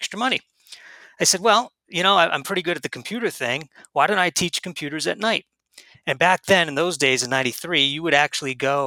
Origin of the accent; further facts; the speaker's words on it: New Hampshire, United States; moved away; I was originally from New Hampshire